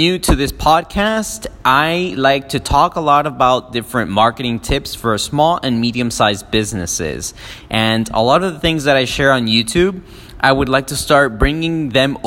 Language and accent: English; Miami, Florida, United States; also born or lived in Peru; I didn't really grow up in Peru. I was born in Peru. I grew up in Miami since I was like about 3 and a half